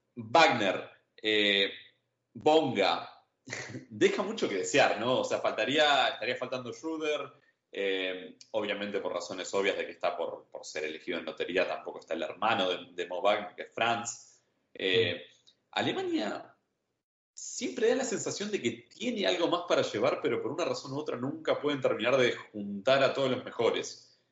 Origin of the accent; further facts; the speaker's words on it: Argentina; como argentino